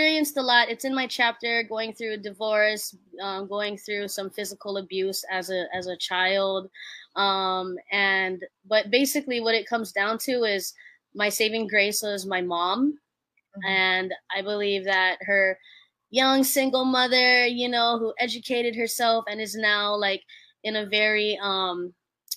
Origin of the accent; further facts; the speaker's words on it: Hawaii, United States; I'm just a Hawaii kid. I'm Filipino